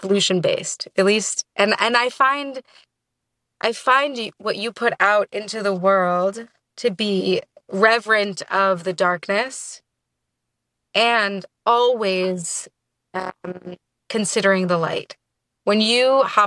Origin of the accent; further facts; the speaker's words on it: New York City, New York, United States; I was born and raised in New York